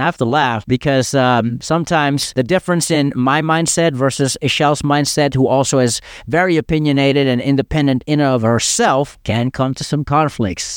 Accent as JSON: {"language": "English", "town": "Amsterdam", "region": "North Holland", "country": "Netherlands", "tie": "born or raised there", "said": "growing up in Amsterdam"}